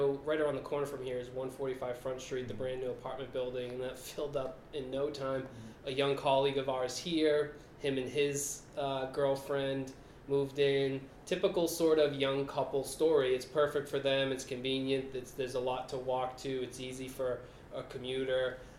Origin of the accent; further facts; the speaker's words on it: Millbury, Massachusetts, United States; I grew up in Millbury.